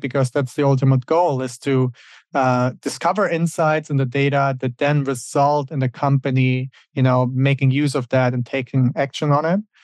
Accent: Germany; moved away as an adult; also born or lived in Switzerland; now in United States; Originally, I'm from Germany, and that's where I grew up.

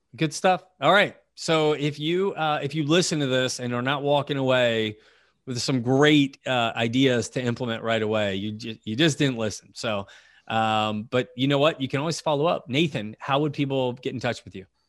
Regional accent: United States; as an American

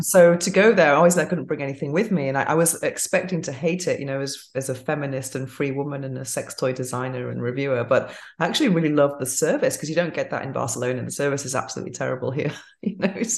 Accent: England, United Kingdom; moved away

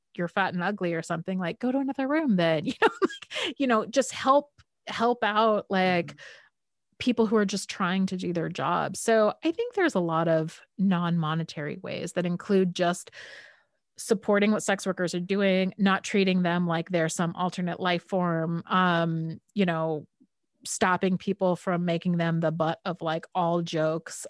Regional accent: California, United States; I'm from California and I've kind of California hippie parents

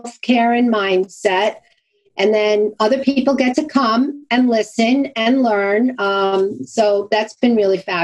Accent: Long Island, New York, United States; accent: Brooklyn sort of Long Island; also born or lived in Brooklyn, New York; I was born in Brooklyn and I'm proud to have my Brooklyn sort of Long Island accent because that's where I'm from. I'm from Long Island

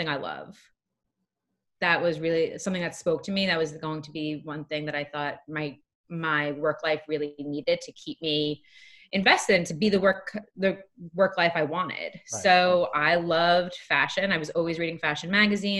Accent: Long Island, New York, United States; accent: Long Island; moved away as an adult; also born or lived in Lehigh University, Pennsylvania; now in New York City, United States; I originally grew up on Long Island. So if you haven't heard it yet in my voice, you will at some point. The Long Island will come out.

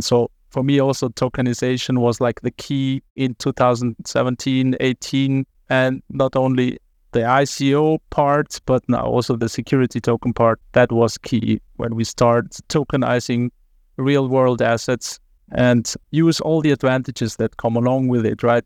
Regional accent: Zurich, Switzerland; I was raised in Zurich

